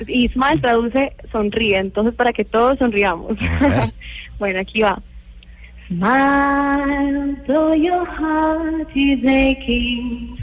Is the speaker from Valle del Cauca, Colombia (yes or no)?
yes; Cali, Valle del Cauca, Colombia; moved away; representar a Colombia y en mi Tierra Cali.